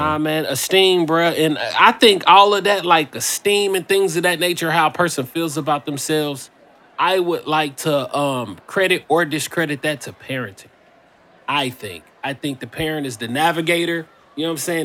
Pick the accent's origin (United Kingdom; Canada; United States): United States; Indiana; moved away; I'm from Indiana.